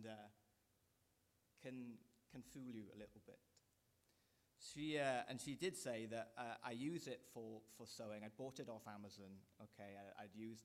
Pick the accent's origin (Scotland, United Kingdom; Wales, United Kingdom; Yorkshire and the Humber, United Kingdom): Wales, United Kingdom; moved away; I'm a Welshman